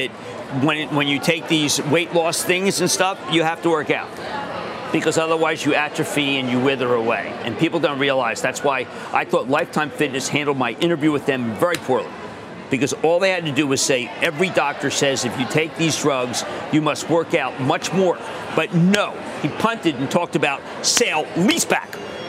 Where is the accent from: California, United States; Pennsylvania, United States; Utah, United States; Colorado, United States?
Pennsylvania, United States; Philadelphia; accent: Philadelphia